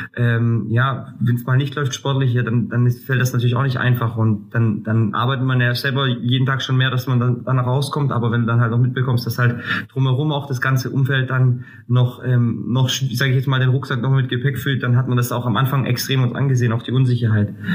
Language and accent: German; Greece; also born or lived in Würzburg; now in Kaiserslautern, Germany; ich bin Grieche